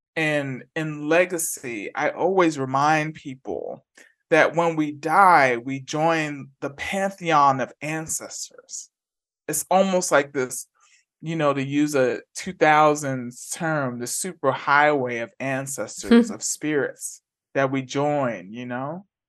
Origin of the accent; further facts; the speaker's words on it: New York City, New York, United States; moved away as an adult; also born or lived in Bay Area / Atlanta; now in Huddersfield, United Kingdom; I grew up in the Bronx, and I grew up in a two-bedroom, one-and-a-half bath apartment on the concourse